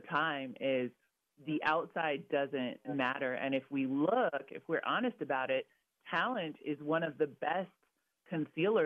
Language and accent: English; Vancouver, Washington, United States; also born or lived in Redlands, California; I was born in Redlands, California, but I ended up growing up in Vancouver, Washington.